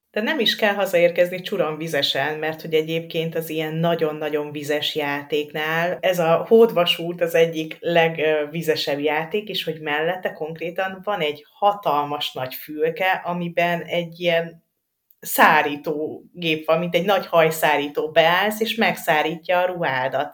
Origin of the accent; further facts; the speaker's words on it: Dunaújváros, Fejér, Hungary; moved away; én Dunaújvárosi vagyok